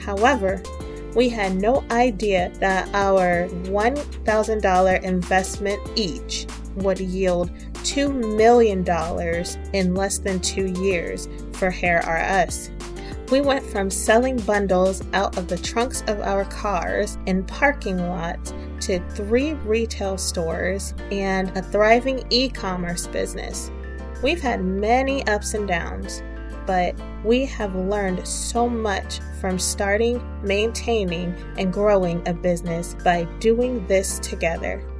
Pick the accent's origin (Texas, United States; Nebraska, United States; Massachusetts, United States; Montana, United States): Texas, United States; Austin; moved away as an adult; This journey was not easy, when I left my hometown of Austin, Texas, to attend Morris Brown College in Atlanta, I ended up completing my bachelor's at Georgia State University.